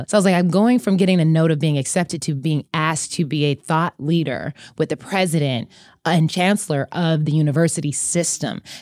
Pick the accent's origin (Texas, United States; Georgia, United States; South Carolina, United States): Texas, United States; Austin; also born or lived in Germany; But but I was actually born in Germany, moved around a lot and kind of grew up in Austin and then just everywhere.